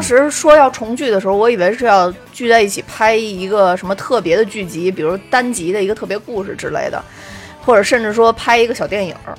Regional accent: China; 作为中国人

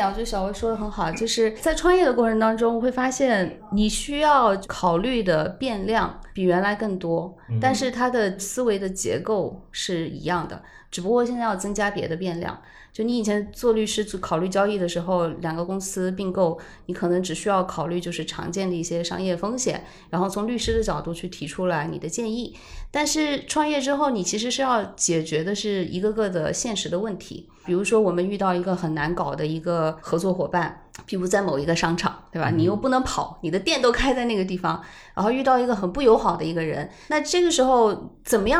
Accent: China; 就是我们中国人那句老话：“三岁看大，七岁看老。”

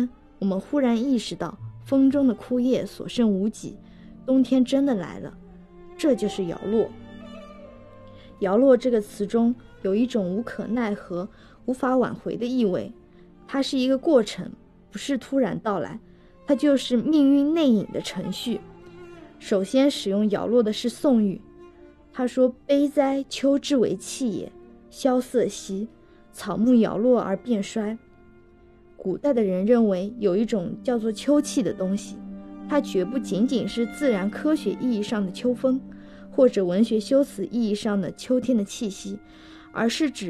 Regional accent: Jiangnan, China; 我想起初春时我们江南人爱吃的马兰头，确实在根茎相交处有一些紫色。

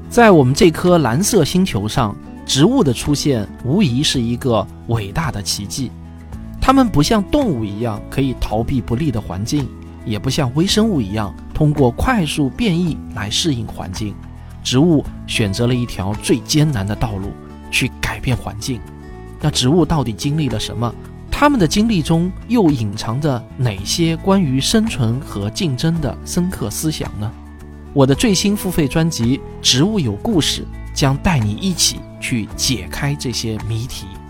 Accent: China; 我自己呢，也是个土生土长的中国人

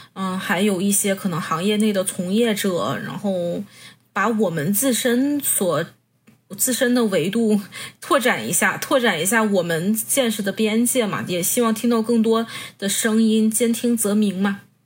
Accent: Weihai, Shandong, China; moved away as an adult; also born or lived in Seoul / Beijing / Shanghai; 从十八岁到二十九岁的十二年里，我去过首尔、北京、上海，还有我老家威海的大大小小许多健身房

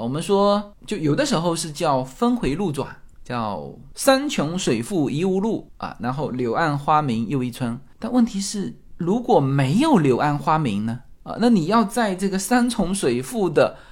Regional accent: China; now in United States; 我们中国人

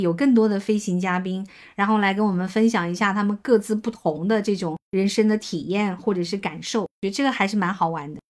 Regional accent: Hunan, China; 我作为一个湖南人， 这个湖南人的普通话我是从小

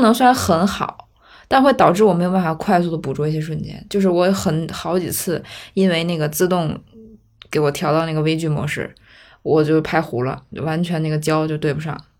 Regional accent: Beijing, China; 作为一个北京人

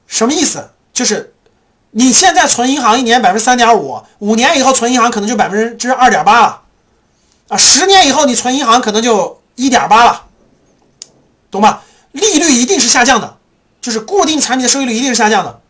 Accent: China; 我们中国人

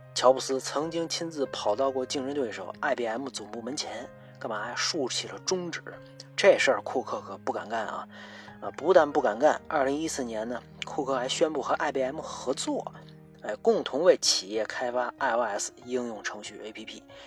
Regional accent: China; 咱作为一个中国人

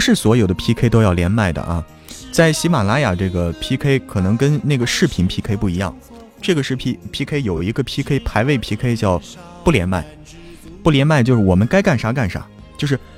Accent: Zhangjiakou, Hebei, China; 我是河北张家口人

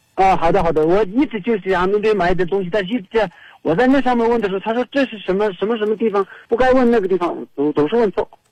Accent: Tibet, China; 我是西藏的

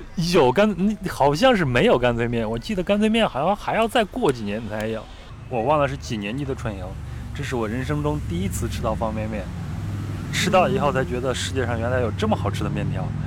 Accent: Henan, China; now in Beijing, China; 我小时候是在河南的一个乡村长大的嘛，县城里边长大的

